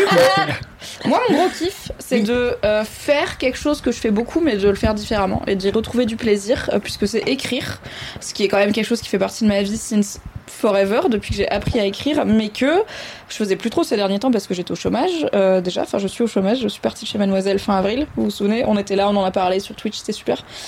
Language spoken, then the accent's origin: French; Valence, Auvergne-Rhône-Alpes, France; also born or lived in Alsace; J'ai grandi à Valence, dans la Drôme